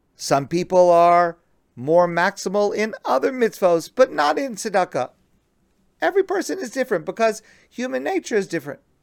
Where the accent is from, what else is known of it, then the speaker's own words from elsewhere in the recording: United States; I'm an American